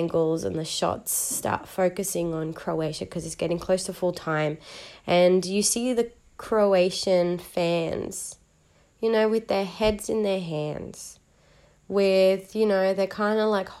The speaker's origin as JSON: {"language": "English", "country": "Chile", "said": "I'm from Chile"}